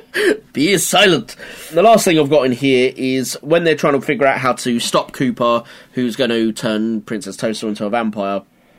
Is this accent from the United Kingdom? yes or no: yes; United Kingdom; We turn against the Brits, our own people.